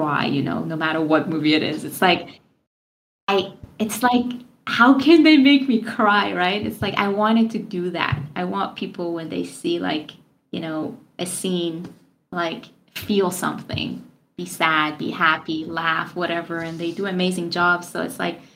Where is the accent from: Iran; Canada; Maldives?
Iran; moved away as an adult; now in United States; I'm from Iran and I moved to America when I was like 22.